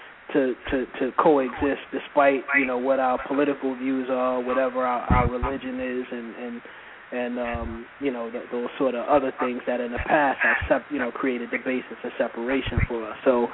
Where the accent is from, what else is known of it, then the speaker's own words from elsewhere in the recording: New York City, New York, United States; I grew up in Brooklyn, New York, and I grew up more specifically in the East New York section of Brooklyn